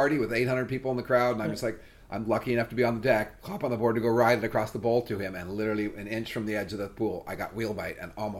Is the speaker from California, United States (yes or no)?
yes; Orange County, California, United States; I lived in Orange County. I grew up in Orange County in the heart of skateboarding